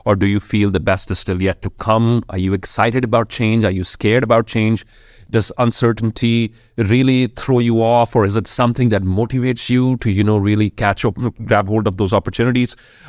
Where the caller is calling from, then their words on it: Jalandhar, Punjab, India; I am joining from Jalandhar in the northern state of India called Punjab.